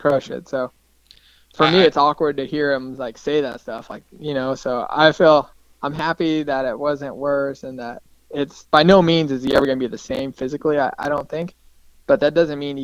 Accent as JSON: {"language": "English", "region": "Colorado", "country": "United States", "tie": "born or raised there", "said": "growing up in Colorado"}